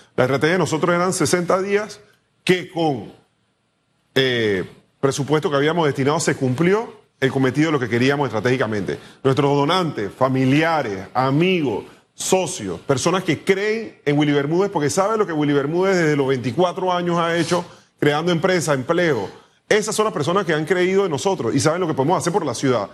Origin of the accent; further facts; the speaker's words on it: Panama; yo creo que somos panameños